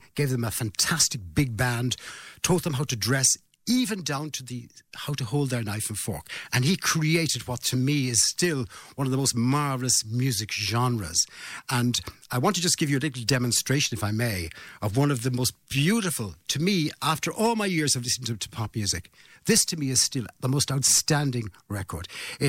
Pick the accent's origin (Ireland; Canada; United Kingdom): Ireland; Limerick, Munster; You must remember, we were starved of radio in those days in Limerick. I mean, youngsters growing up in Limerick in 1965, 66 and 67